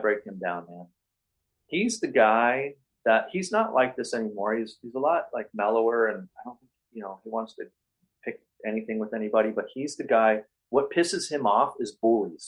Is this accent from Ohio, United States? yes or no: yes; Cleveland, Ohio, United States; moved away; I grew up in Cleveland in the 80s skateboarding